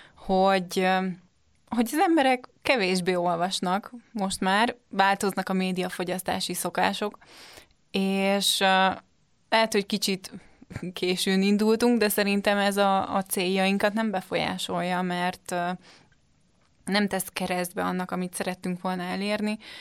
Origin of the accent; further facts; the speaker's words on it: Budapest, Hungary; Én Budapestről jöttem, most is Budapesten